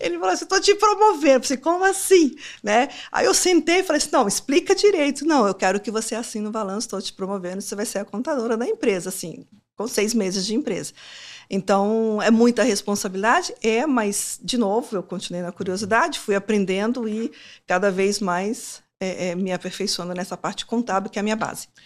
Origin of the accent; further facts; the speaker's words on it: Timóteo, Minas Gerais, Brazil; moved away; lá na minha, lá em Timóteo, a minha mãe virou para mim e falou assim: "Olha, eu quero que vocês aprendam inglês"